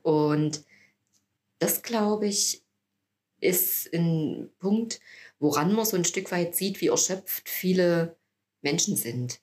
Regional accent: Annaberg-Buchholz, Saxony, Germany; also born or lived in Chemnitz / Jena; also ich habe Abitur gemacht hier in Annaberg, ich stamme ja hier aus der Region

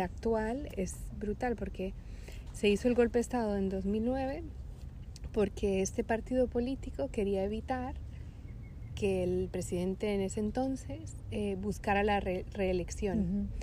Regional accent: Honduras; moved away as an adult; also born or lived in Monterrey, Mexico / San Miguel de Allende, Mexico / Barcelona, Spain / Darmstadt, Germany; yo soy de Honduras y mm, hace casi 12 años que me mudé a vivir en Europa

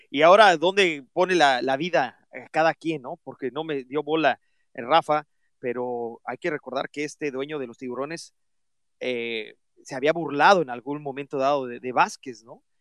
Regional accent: Mexico; a todos nos duele como mexicanos

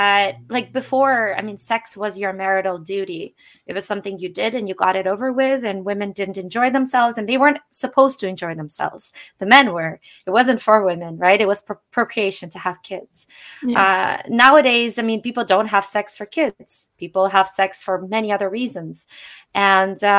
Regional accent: Russia; moved away; I'm originally Russian

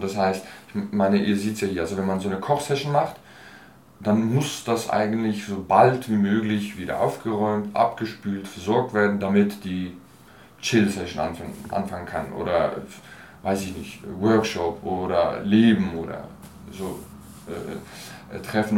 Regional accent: Basel, Basel-Stadt, Switzerland; moved away as an adult; also born or lived in Turkey / Germany; now in Berlin, Germany; zwischen elf und 23, äh, genau, äh, war ich in Basel. Ja, habe ich gelebt, also aufgewachsen, Schule und so weiter

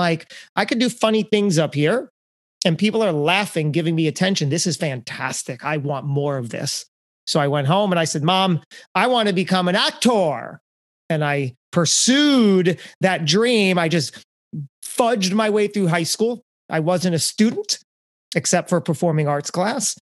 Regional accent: Lakewood, New Jersey, United States; You know Lakewood, New Jersey.

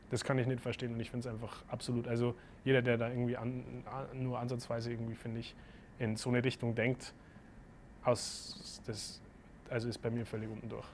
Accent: Germany; also born or lived in Boston; bei uns in Deutschland

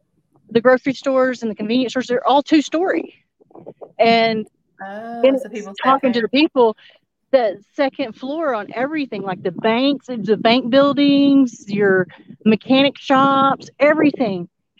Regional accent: Texas, United States; We're native Texan, or that's where we're from

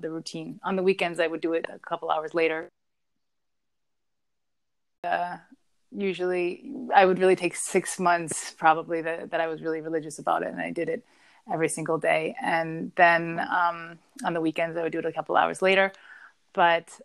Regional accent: Vienna, Austria; Vienna, where my hometown is

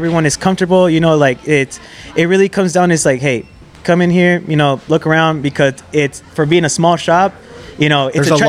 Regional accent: Yuma, Arizona, United States; first language English; we're from Yuma, man.

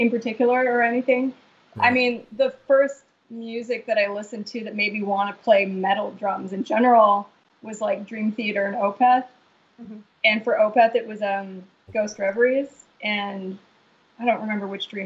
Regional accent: Vancouver, British Columbia, Canada; now in Montreal, Canada; I'm from Vancouver originally

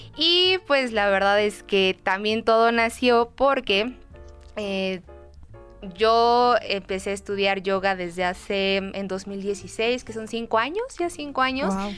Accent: Mexico; como buen mexicano o como buen este, latinoamericano

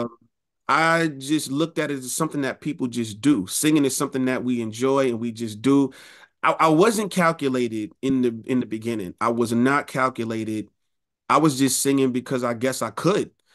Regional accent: New York City, New York, United States; also born or lived in Rochester, New York; I was raised in Queens

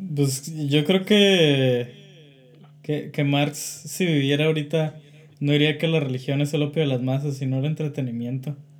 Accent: Mexico; now in France; somos mexicanos

